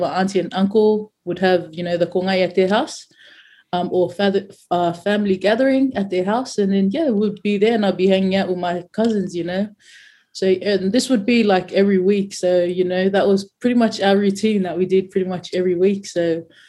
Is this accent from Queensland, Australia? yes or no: no; Claymore, New South Wales, Australia; also born or lived in New Zealand / Mount Druitt; I grew up in Claymore